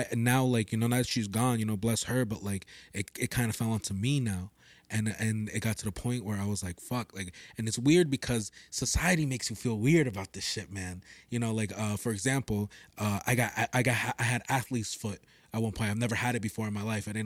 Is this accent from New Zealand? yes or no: no; Peru